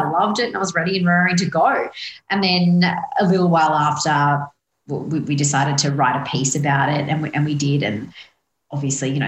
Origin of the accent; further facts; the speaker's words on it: Sydney, New South Wales, Australia; I grew up in Western Sydney